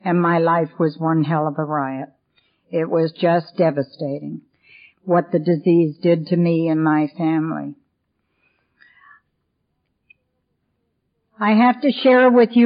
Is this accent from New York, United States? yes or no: yes; New York City, New York, United States; also born or lived in Ohio / Hilton Head Island, South Carolina; now in King, United States; The reason I don't have a southern accent, Kathy, is I was born and raised in New York City